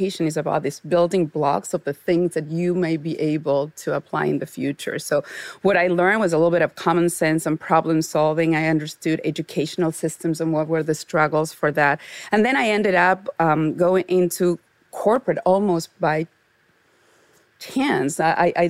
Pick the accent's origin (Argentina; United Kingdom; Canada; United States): Argentina; moved away; I grew up in Argentina, as I mentioned, the daughter of a divorced mom in the 70s